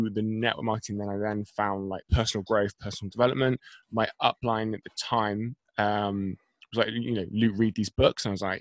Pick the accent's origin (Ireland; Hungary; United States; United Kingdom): United Kingdom; Bristol, South West England; So I am from. If I just say Bristol to your audience, I don't know.